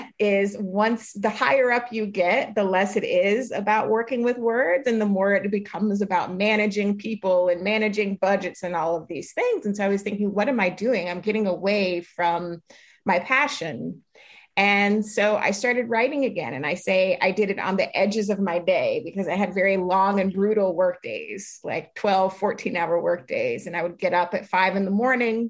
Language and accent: English; Jacksonville, Florida, United States; now in Brooklyn, United States; as a young person growing up in Jacksonville